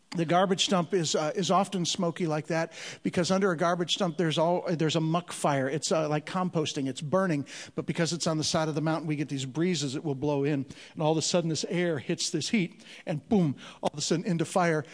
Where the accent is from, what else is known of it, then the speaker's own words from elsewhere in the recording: Chicago, Illinois, United States; moved away; I'm originally from Chicago, Illinois. I'm a street kid.